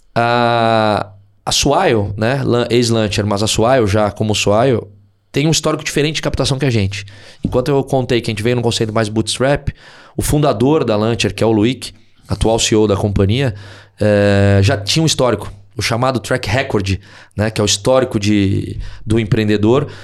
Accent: Porto Alegre, Rio Grande do Sul, Brazil; moved away; eu sou de Porto Alegre

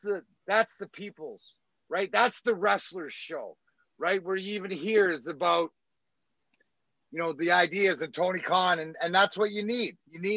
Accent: Scotland, United Kingdom; He's got what you want when you're from, like when you're Scottish, like me

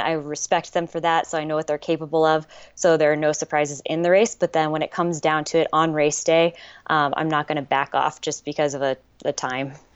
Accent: Leavenworth, Kansas, United States; now in Portland, United States; I grew up in Leavenworth, Kansas.

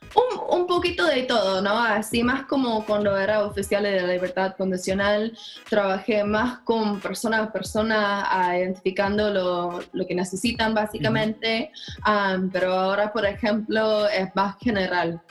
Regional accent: Minnesota, United States; Spanish is a second language; yo soy de Minnesota

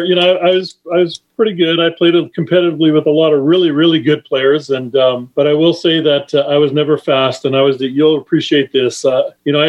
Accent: Winnipeg, Manitoba, Canada; moved away as an adult; also born or lived in Michigan, United States; now in United States; I grew up in Canada. I was originally born in Michigan, actually.

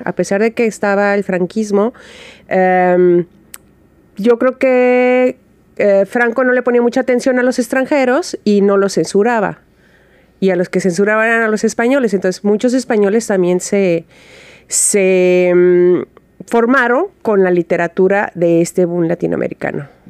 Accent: Guadalajara, Jalisco, Mexico; Yo soy de Guadalajara

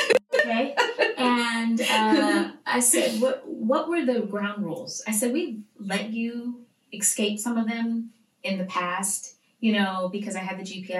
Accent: Stockton, California, United States; growing up in Stockton.

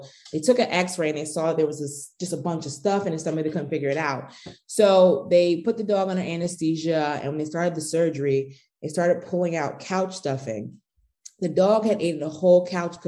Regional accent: outside Philadelphia, Pennsylvania, United States; I grew up on the East Coast. I'm from Pennsylvania, outside the Philadelphia area

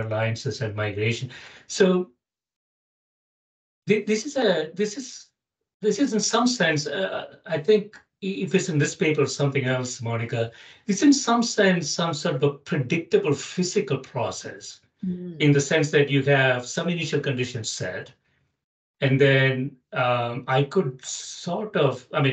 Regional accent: South India, India; I grew up in South India

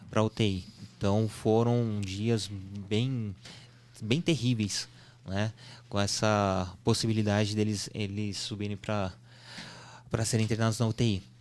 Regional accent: São Sebastião, São Paulo, Brazil; Tanto que a gente é de São Sebastião e eles nasceram em São José dos Campos, justamente para ter uh, uma estrutura compatível se precisasse.

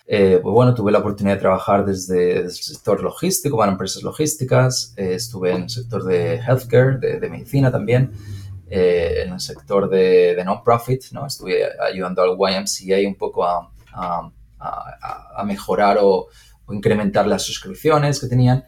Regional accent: Spain; moved away as an adult; also born or lived in Madrid / Chicago; now in United States; yo obviamente por el acento ya lo puedes, decir y, porque ya hemos hablado, pero soy, soy de España

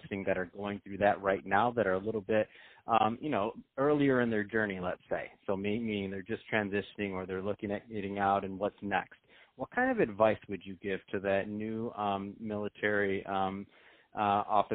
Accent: Michigan, United States; now in Santa Monica, United States; I'm from Michigan

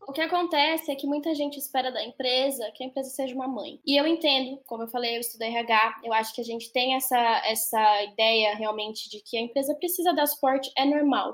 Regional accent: Salto, São Paulo, Brazil; moved away; eu que saí lá de Salto, que é uma cidadezinha do interior de São Paulo.

